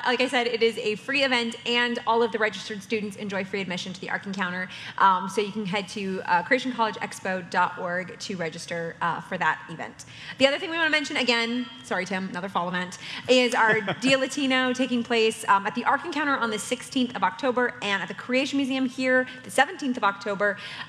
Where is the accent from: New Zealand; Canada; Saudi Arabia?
Canada; now in Northern Kentucky, United States; as a Canadian